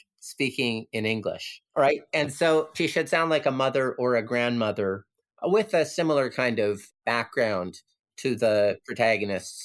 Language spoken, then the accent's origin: English; Canada; moved away as an adult; now in Lamma Island, Hong Kong; growing up in Canada